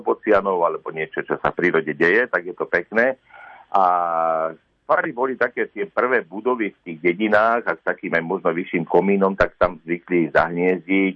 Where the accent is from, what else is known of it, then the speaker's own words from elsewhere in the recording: Liptov, Žilina Region, Slovakia; u nás na Liptove alebo u nás v dedine hovorevali starí ľudia